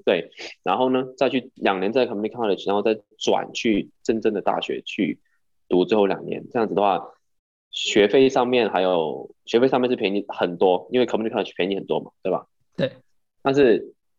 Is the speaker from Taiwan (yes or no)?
no; Hong Kong; moved away as an adult; also born or lived in San Diego; now in New York, United States; 我是香港人，然后现在是在纽约上大学三年级